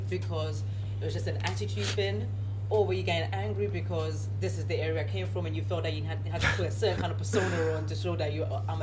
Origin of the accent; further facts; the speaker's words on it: London, United Kingdom; because I grew up in Tottenham. Yeah. And growing up in Tottenham was same, a bit like Brixton.